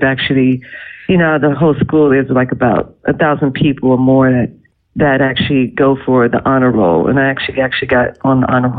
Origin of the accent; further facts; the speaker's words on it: New York City, New York, United States; also born or lived in Bronx; I was born in the Bronx. I was raised in Brooklyn and Harlem. So I'm a native New Yorker.